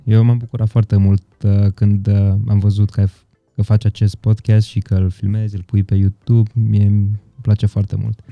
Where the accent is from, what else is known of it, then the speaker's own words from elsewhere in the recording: Întorsura Buzăului, Covasna County, Romania; moved away; also born or lived in Brașov; Eu și Petru suntem de la întorsura Buzăului amândoi